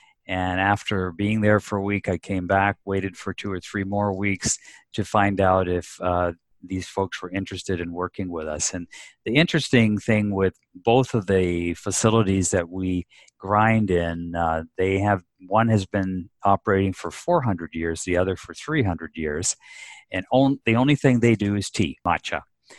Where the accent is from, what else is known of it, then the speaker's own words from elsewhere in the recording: Japan; My mother was born out there. I grew up in Japan.